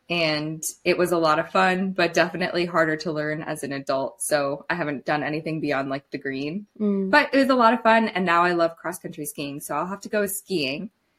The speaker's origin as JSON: {"language": "English", "region": "Ohio", "country": "United States", "tie": "born or raised there", "moved": "as an adult", "lives_now": "Alaska, United States", "said": "I grew up in Ohio too, where we have like the foothills of the Appalachian Mountains, hilly, but not mountainous and not enough snow for either activity. So when I moved to Alaska 5 years ago"}